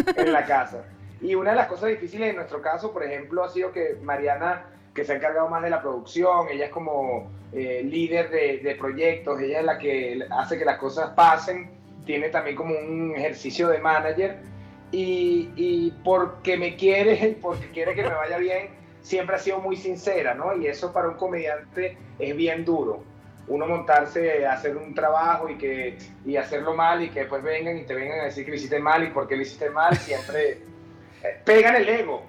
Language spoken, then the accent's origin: Spanish; Caracas, Capital District, Venezuela; accent: caraqueño; moved away as an adult; now in Mexico; como venezolanos